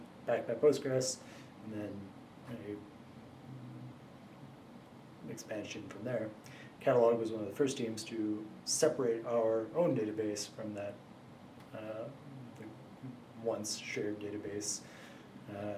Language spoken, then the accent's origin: English; Ottawa, Ontario, Canada; moved away; also born or lived in Toronto / Montreal; I'm Canadian. From the Ottawa area. Also lived in Toronto, Montreal